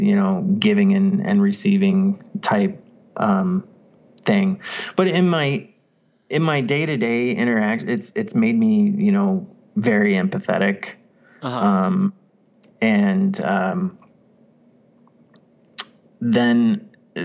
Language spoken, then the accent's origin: English; Midwest, United States; growing up in the Midwest